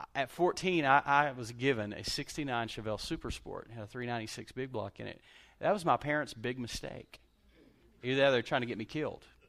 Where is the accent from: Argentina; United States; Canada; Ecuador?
United States; Lubbock, Texas; now in Abilene, United States; I grew up in Lubbock, Texas